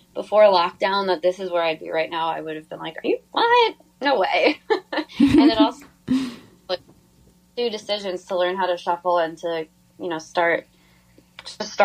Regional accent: New York, United States; also born or lived in Virginia / Los Angeles; I grew up in New York.

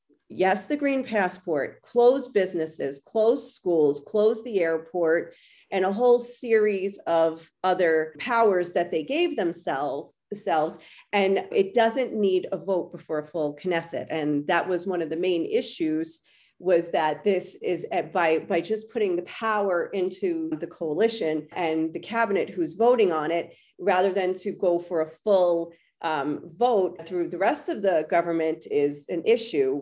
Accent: United States; now in Israel; as an American who moved to Israel

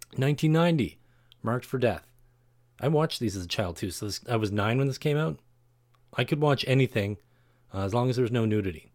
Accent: Canada; Canada, my home country

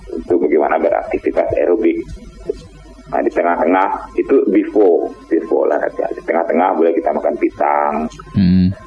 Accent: West Sumatra, Indonesia; kita orang Minang nyebutnya cimangko kan ya.

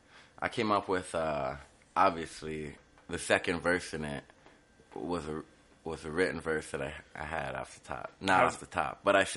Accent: Edmonton, Alberta, Canada; born there; No, I was born in Edmonton, Alberta.

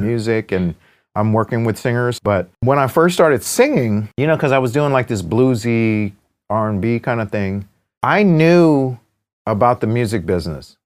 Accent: United States; I'm American, right? While, while I'm an Asian American, I'm Chinese American, you know, I'm from here

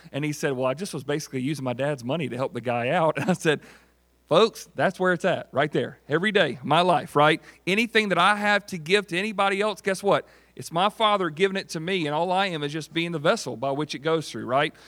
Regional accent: United States; I was born and raised in Greenwood County.

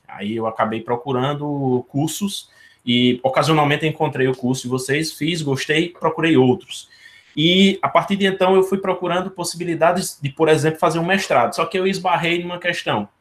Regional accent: Ceará, Brazil; now in Paraíba, Brazil; aqui no Ceará eu falo porque eu sou cearense, uhum. mas eu estou na Paraíba nesse momento.

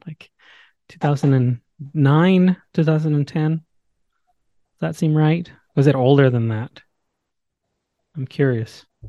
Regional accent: Mexico; I grew up watching Dragon Ball Z in Spanish because I'm from Mexico

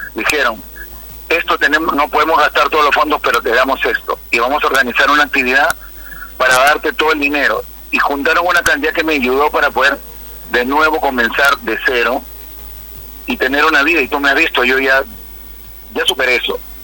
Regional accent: Peru; moved away as an adult; also born or lived in Venezuela / Curaçao; cuando yo salí de Perú y llegué a Venezuela

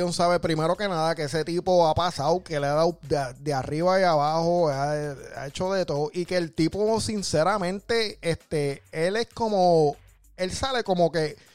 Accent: San Juan, Puerto Rico; si tú eres de donde yo soy, ¿De dónde tú eres, Del área metro, de las Margaritas, Barrio Obrero, Santulce Santurce

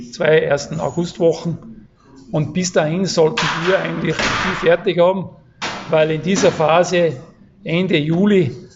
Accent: Wagrain, Salzburg, Austria; Ja, ich komme aus, aus Salzburg, also Sportwelt Amadee, also Wagrain.

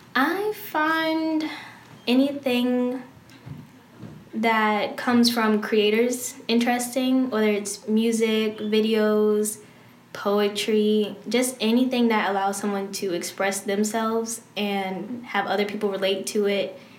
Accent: Clinton, Maryland, United States; moved away as an adult; now in Arizona, United States; I'm from Clinton, Maryland, PG County

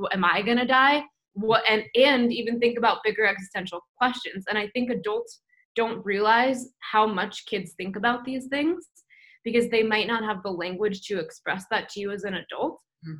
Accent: New York, United States; And I grew up Jewish in New York, and there wasn't really any context about like God or spirituality or anything like that, right?

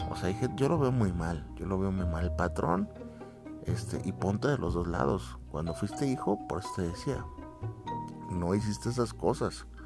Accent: Mexico; que se presente … es un cantante muy popular acá en mi país

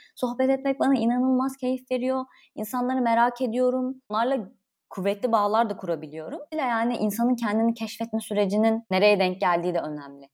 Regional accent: Konya, Turkey

